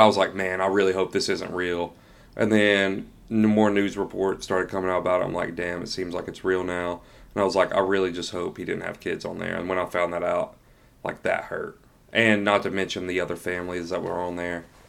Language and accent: English; Tennessee, United States; now in Georgia, United States; I'm from Tennessee, but we both live in Georgia